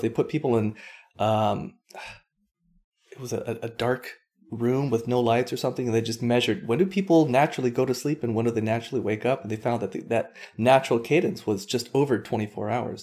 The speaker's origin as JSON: {"language": "English", "region": "Hawaii", "country": "United States", "tie": "born or raised there", "said": "I grew up on Hawaii"}